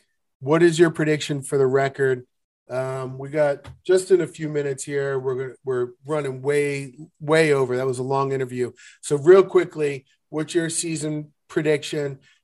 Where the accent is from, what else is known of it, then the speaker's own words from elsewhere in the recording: Baltimore, Maryland, United States; I remember growing up in Baltimore